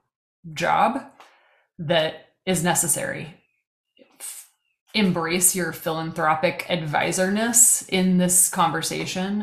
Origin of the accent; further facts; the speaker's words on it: Missouri, United States; moved away as an adult; now in Kansas, United States; I had to say Missouri, which is just torture in Kansas